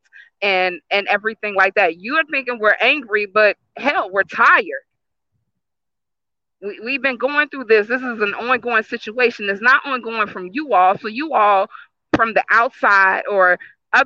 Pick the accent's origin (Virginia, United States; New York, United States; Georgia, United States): Virginia, United States; Richmond; I myself was born and raised in Richmond, Virginia